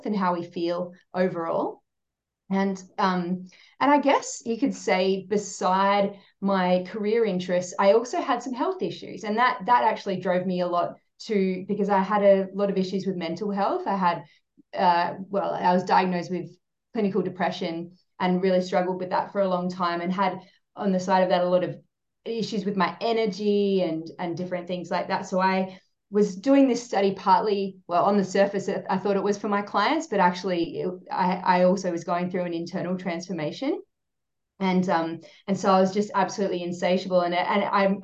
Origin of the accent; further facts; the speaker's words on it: South Australia, Australia; now in Sunshine Coast, Australia; I grew up in South Australia, it was pretty green here